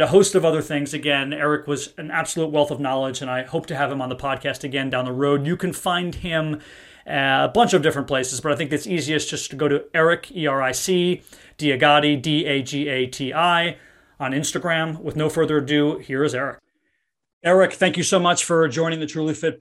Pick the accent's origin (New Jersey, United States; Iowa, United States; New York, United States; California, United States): New Jersey, United States; Kenilworth; I'm from a small town called Kenilworth. It's in Union County.